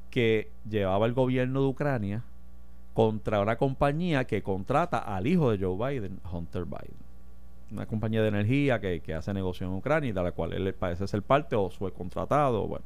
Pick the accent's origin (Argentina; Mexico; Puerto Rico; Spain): Puerto Rico